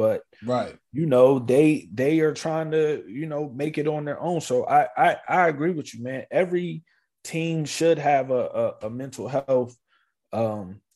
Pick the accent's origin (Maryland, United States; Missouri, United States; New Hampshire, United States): Maryland, United States; moved away; also born or lived in South Carolina; we moved when I was 8 years old to Maryland, right outside of the Washington, D.C. area. And that's where I went, finished from like third grade all the way to high school, right there